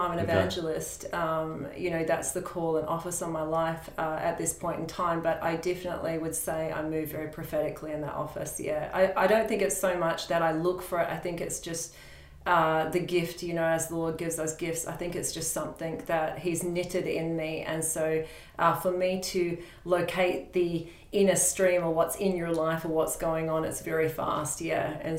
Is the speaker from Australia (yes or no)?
yes; Roebourne, Western Australia, Australia; also born or lived in Port Hedland; That community is called Roebourne. I was born in Port Hedland, which is a couple of hours from Roebourne, in a mining area